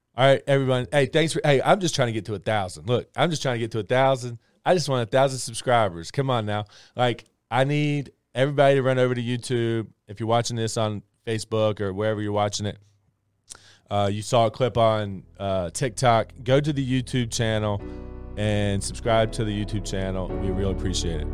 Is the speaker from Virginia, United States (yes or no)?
yes; Christiansburg, Virginia, United States; moved away as an adult; I love this area. I'm from this area. I grew up in Christiansburg